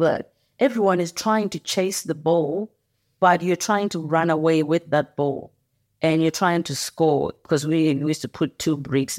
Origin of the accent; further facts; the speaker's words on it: Bulawayo, Zimbabwe; And I was born in Bulawayo, in Zimbabwe, which is the second largest city in that country.